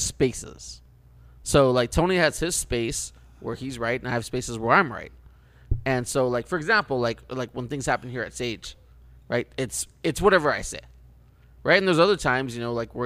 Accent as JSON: {"language": "English", "country": "Canada", "also_born_or_lived": "Los Angeles (the Valley)", "moved": "yes", "lives_now": "United States", "said": "I'm Canadian"}